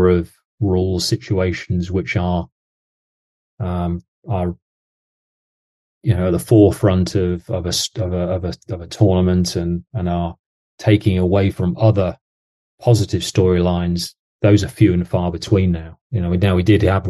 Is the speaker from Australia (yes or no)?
no; England, United Kingdom; now in Jacksonville, United States; as an Englishman.